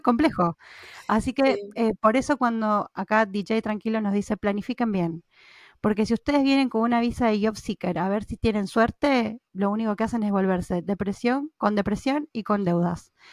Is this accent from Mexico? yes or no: no; Argentina; now in Norway; yo soy de Argentina